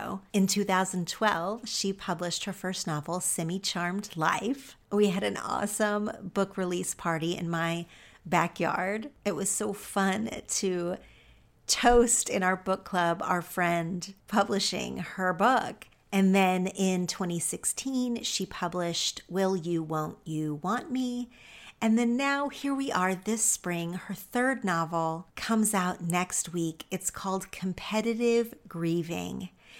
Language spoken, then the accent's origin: English; Oklahoma, United States; now in Los Angeles, United States; after I moved to LA from Oklahoma